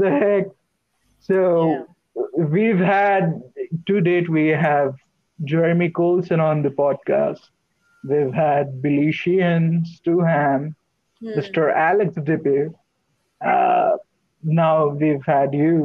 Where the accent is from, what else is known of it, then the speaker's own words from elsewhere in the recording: India; And as an Indian